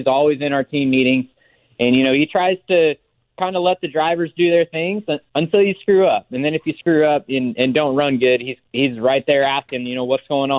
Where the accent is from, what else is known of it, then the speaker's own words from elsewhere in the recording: Oklahoma, United States; Growing up in Oklahoma